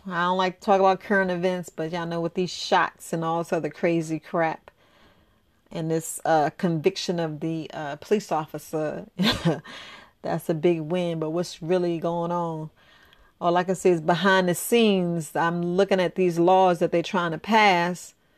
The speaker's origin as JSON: {"language": "English", "region": "New York", "country": "United States", "tie": "born or raised there", "said": "I grew up in New York"}